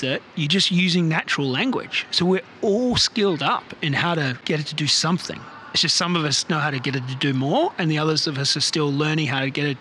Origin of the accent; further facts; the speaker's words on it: Australia; now in Bay Area, United States; I live in the Bay Area, California, so immersed in tech, and I'm originally from Australia. You can probably hear from my accent